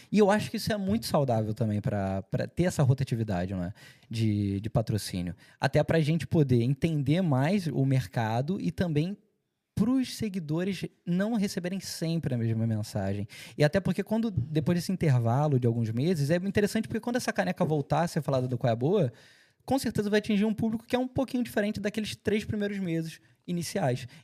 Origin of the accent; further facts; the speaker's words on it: Cascais, Lisbon, Portugal; Logo quando eu cheguei, eu participei de, uma, de um projeto em Cascais, que eu morei minha vida inteira em Cascais.